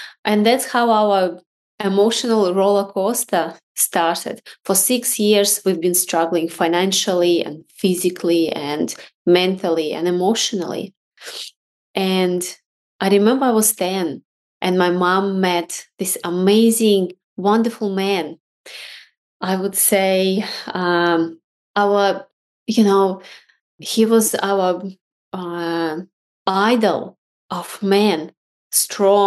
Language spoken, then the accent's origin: English; Russia; now in Australia; I was born in Russia